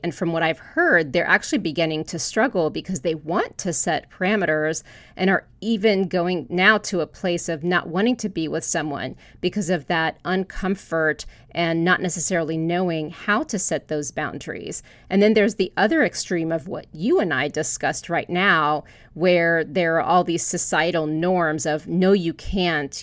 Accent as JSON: {"language": "English", "region": "Florida", "country": "United States", "tie": "born or raised there", "said": "I grew up in Florida. I'm the daughter of immigrants from Hungary"}